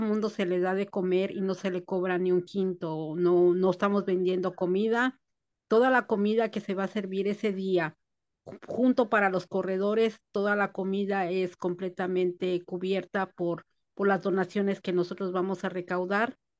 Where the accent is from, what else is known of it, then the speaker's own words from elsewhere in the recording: Mexico City, Mexico; also born or lived in Guerrero; now in United States; Yo nací en la Ciudad de México, pero mi raíz viene de Guerrero